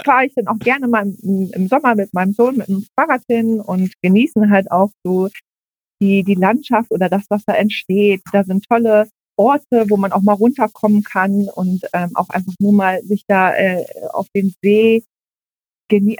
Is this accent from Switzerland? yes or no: no; Berlin area, Germany; moved away as an adult; now in Ibbenbüren, Germany; ursprünglich komme ich aus dem Berliner Raum